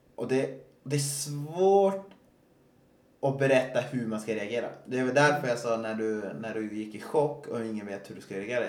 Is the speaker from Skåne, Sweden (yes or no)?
no; Östersund, Jämtland, Sweden; Jag är uppväxt i Östersund